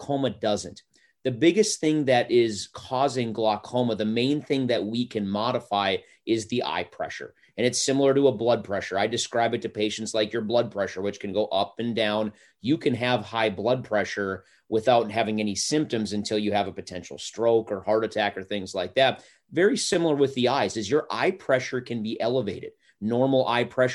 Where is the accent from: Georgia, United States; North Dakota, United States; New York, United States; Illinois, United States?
North Dakota, United States; moved away as an adult; also born or lived in Forest Grove, Oregon; now in Tahlequah, United States; I was born and raised in North Dakota.